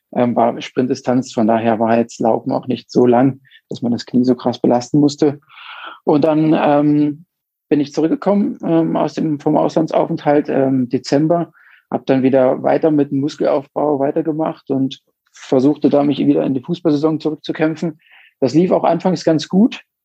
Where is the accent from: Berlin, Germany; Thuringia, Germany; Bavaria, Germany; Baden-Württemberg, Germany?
Thuringia, Germany; Mühlhausen; moved away as an adult; now in Munich, Germany; komme ursprünglich aus äh, Thüringen, ähm, ja, da er im Westthüringen ähm, geboren, in der Stadt Mühlhausen